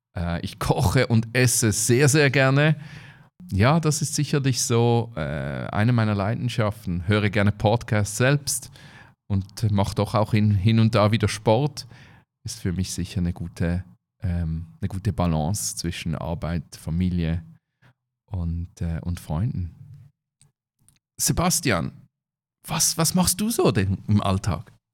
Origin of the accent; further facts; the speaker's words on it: Switzerland; bei uns in der Schweiz